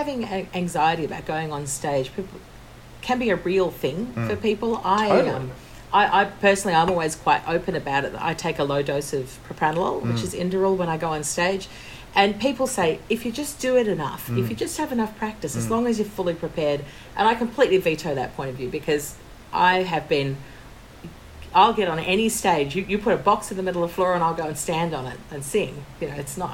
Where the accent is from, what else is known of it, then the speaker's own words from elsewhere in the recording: Australia; we're the people from Australia